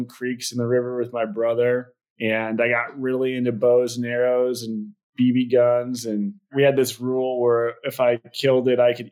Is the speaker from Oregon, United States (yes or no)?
yes; Portland, Oregon, United States; I was born in Portland, Oregon